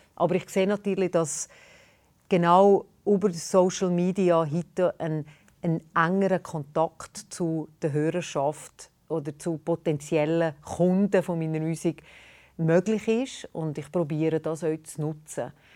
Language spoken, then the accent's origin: German; Valais, Switzerland; accent: Walliserdeutsch; Ich bin eine Walliserin. Ich habe eine Mundart, eine spezielle Mundart in der Schweiz